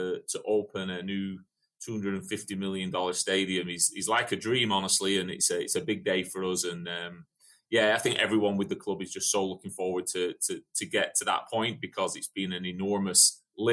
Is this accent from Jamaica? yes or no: no; England, United Kingdom; moved away as an adult; also born or lived in Daytona Beach, Florida, United States; now in United States; I'm obviously English, came over and played in the NAIA in the 90s